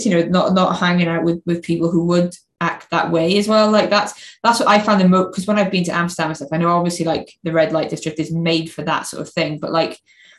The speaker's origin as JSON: {"language": "English", "town": "Swansea", "region": "Wales", "country": "United Kingdom", "said": "I'm from Swansea"}